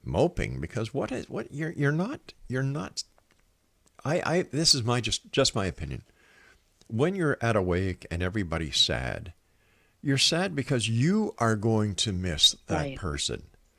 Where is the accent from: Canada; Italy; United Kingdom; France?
Canada; Montreal, Quebec; now in Hamilton, Canada; I moved to Ontario from Montreal, where I'm originally from